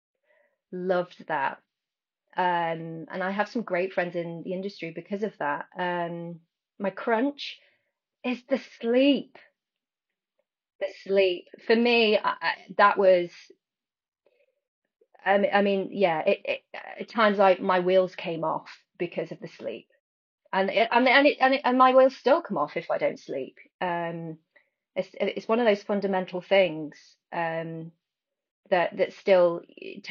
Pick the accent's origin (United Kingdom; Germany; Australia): United Kingdom; near Bakewell, East Midlands; now in London, United Kingdom; I'm from near Bakewell